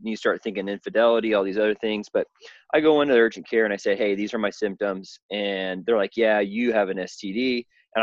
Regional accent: Southern Illinois, United States; I was born and raised in the Midwest in a small town on a farm.

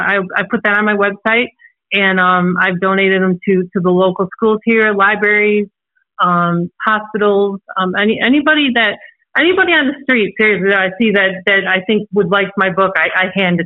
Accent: Antioch, Illinois, United States; also born or lived in Chicago; I'm actually originally from Chicago, Illinois. As you can probably hear, I don't have an accent. But I was originally from Chicago, Illinois, and we had moved from Chicago to a small town called Antioch in Illinois. And we moved there when I was 6 years old.

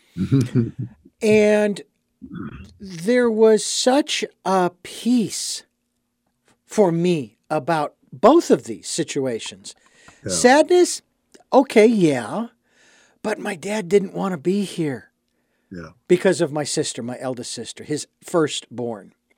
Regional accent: Phoenix, Arizona, United States; now in Santa Barbara, United States; growing up in Phoenix

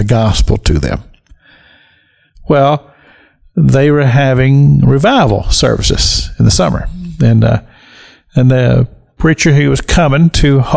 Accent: rural Kentucky, United States; I'm from rural Kentucky. I grew up in Kentucky.

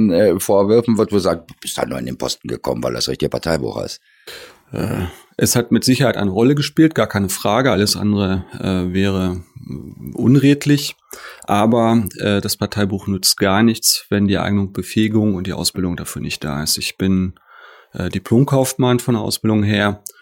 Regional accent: Salzgitter, Lower Saxony, Germany; now in Dortmund, Germany; einmal hier in Dortmund von 2000 bis 2006 und vorher von 1992 bis 2000 in meiner Heimatstadt Salzgitter.

